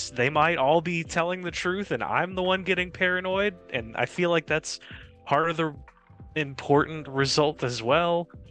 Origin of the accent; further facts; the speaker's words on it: Cajun, Louisiana, United States; I'm not Creole. I'm Cajun